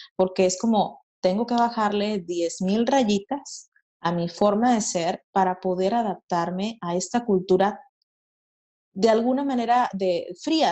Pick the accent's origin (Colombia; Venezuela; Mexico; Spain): Mexico; Monterrey, Nuevo León; moved away as an adult; now in Halifax, Canada; yo soy de Monterrey, Nuevo León, México